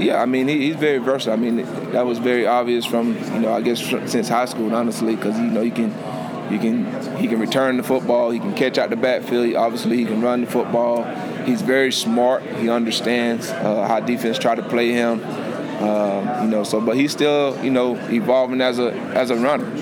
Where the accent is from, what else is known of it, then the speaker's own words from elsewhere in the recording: Lake Butler, Florida, United States; now in Clemson, United States; my hometown, Lake Butler